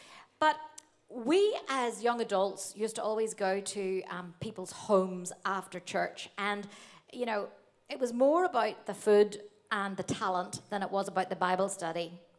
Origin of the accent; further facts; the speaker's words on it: Australia; And I said, "Oh, I'm from Australia."